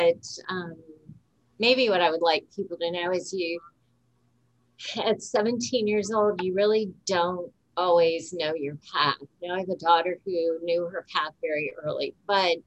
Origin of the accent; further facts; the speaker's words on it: Tuscarawas County, Ohio, United States; I was raised in Tuscarawas County. I never thought I would stay here.